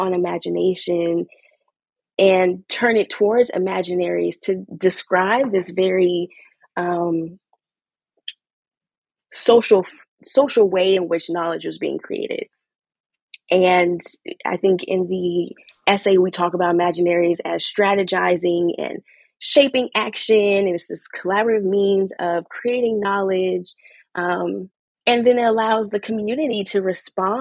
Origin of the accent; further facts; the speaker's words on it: Texas, United States; I'm from Texas, I'm a Southern girl.